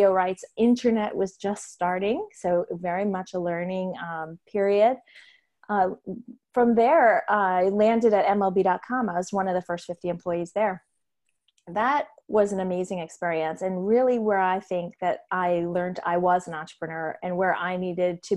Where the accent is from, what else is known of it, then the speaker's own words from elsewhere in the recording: Massachusetts, United States; moved away as an adult; also born or lived in New York; moved back to Massachusetts, where I'm from